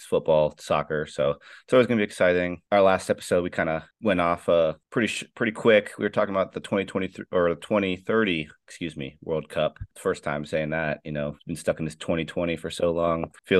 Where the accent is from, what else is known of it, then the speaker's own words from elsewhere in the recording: United States; I'm half Peruvian, so obviously, you know, being American